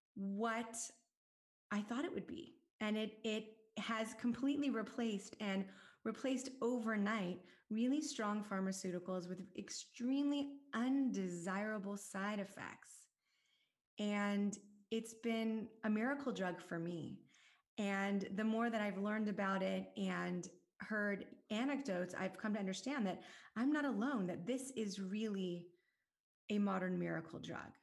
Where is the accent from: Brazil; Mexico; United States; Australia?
United States; Southern California; I grew up in Southern California